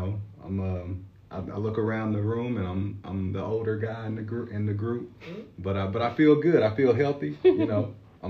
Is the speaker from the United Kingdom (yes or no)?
no; Memphis, Tennessee, United States; moved away as an adult; now in Johnson City, United States; I'm originally from Memphis.